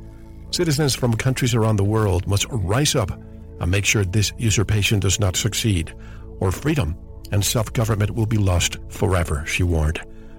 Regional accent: Arizona, United States; from my home state of Arizona

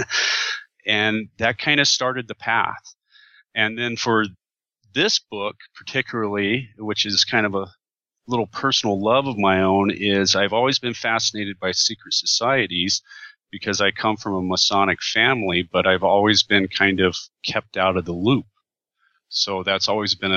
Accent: Benson, Arizona, United States; I grew up in Benson, Arizona.

